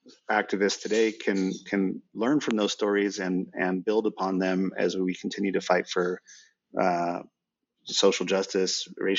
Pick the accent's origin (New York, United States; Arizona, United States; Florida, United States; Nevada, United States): Nevada, United States; Reno; moved away as an adult; also born or lived in Texas; I grew up in the West in Reno, Nevada